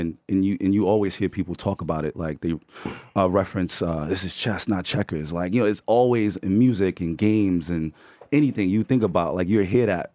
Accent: New York City, New York, United States; We're from the Bronx

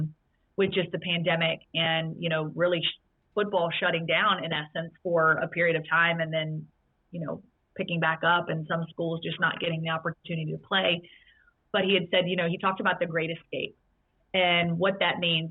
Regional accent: Roanoke, Virginia, United States; I grew up in Roanoke, Virginia

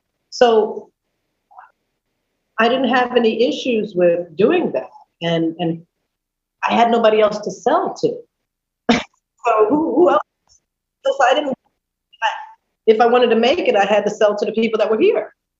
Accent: New York City, New York, United States; I came from New York City and I understood what it meant to really market something.

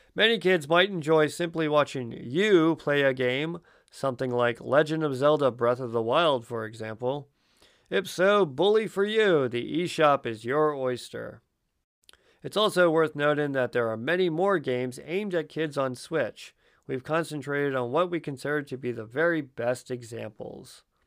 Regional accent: Baltimore, Maryland, United States; I am from Baltimore

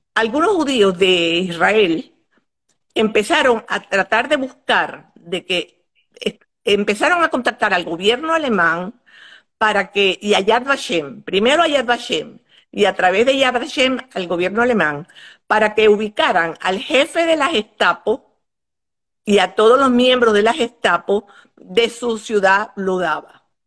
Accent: Maracaibo, Zulia, Venezuela; moved away as an adult; also born or lived in Poland / Paris, France; now in United States; Vivíamos en Maracaibo, mi familia éramos cinco, mis dos hermanos, yo soy la mayor, que nací en Polonia

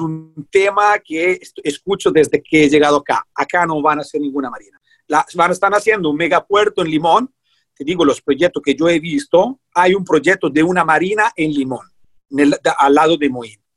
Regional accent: Italy; moved away as an adult; now in Puerto Viejo, Costa Rica; Yo soy italiano

